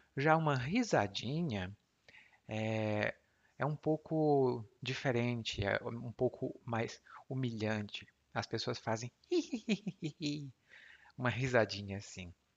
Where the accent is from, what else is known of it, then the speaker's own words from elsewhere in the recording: Brazil; aqui no Brasil